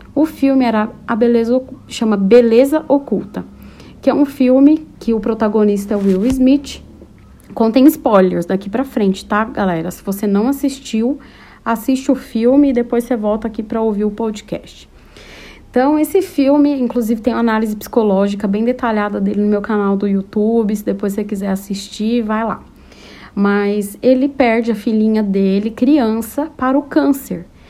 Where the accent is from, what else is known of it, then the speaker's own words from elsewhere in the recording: São Paulo, Brazil; also born or lived in Taboão da Serra; Eu sou de São Paulo, capital